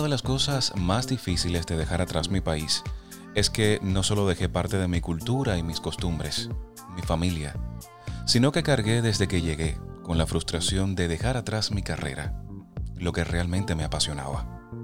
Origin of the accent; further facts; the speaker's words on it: Las Tunas, Cuba; moved away as an adult; now in Pennsylvania, United States; mi pueblo natal, en Las Tunas, una provincia ubicada en la región oriental de mi país